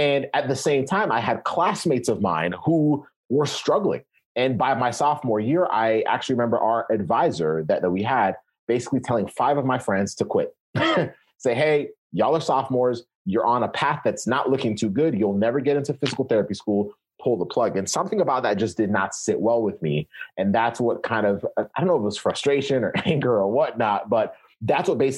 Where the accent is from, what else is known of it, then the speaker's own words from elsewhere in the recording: Kenya; now in United States; I was born in Kenya. So I came to the US.